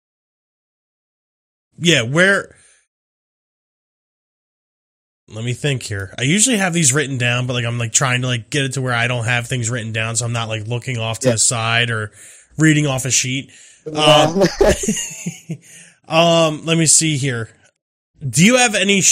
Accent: New Jersey, United States; we're based out of New Jersey

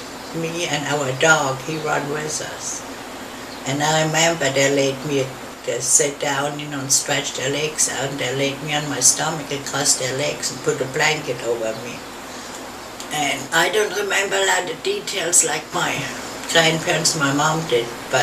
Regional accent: Worms, Rhineland-Palatinate, Germany; English is a second language; moved away as an adult; now in United States; in Worms, Germany in 1941

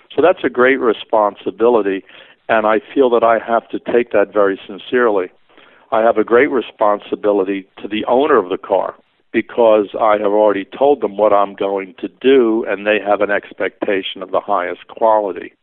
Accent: Philadelphia, Pennsylvania, United States; Growing up in Philadelphia, we do not have the kind of car culture like you would see on the West Coast

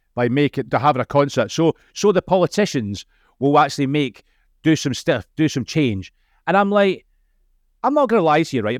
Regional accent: Scotland, United Kingdom; accent: Scottish; being Scottish, the accent

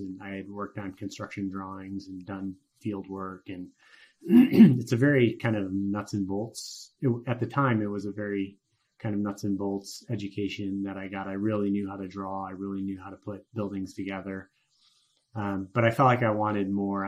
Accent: Huron, Ohio, United States; moved away as an adult; also born or lived in Cincinnati, Ohio / Houston, Texas / Minnesota; now in Denver, United States; I grew up in Huron, Ohio, right on Lake Erie, about an hour west of Cleveland

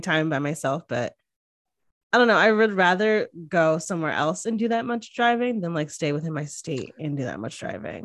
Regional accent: Northeast, United States; now in Austin, United States; I grew up in the Northeast, so right by New York

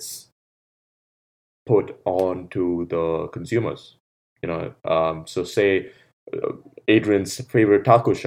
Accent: Bangalore, Karnataka, India; when I grew up in India, Bangalore

